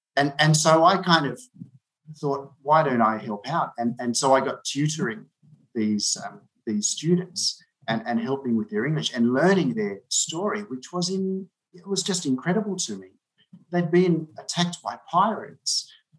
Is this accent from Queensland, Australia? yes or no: no; Sydney, New South Wales, Australia; moved away as an adult; now in Vietnam; I was born in Sydney, and then when I was about 12, my family moved 600 kilometres out of the city to a really remote area, and I was living on this little farm.